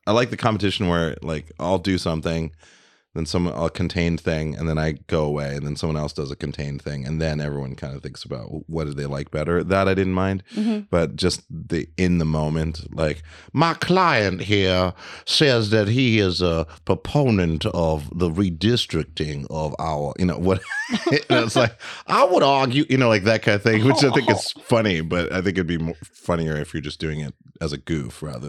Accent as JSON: {"language": "English", "region": "London", "country": "United Kingdom", "tie": "born or raised there", "also_born_or_lived": "Berlin, Germany", "said": "I grew up in London, you know, not too far out from my mom's place. It's like, it's about like maybe three miles away from Hackney Wick, around that area."}